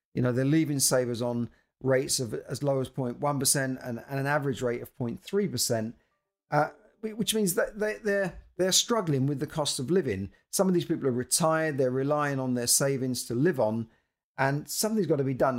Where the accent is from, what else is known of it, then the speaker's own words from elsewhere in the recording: London, United Kingdom; I'm a Londoner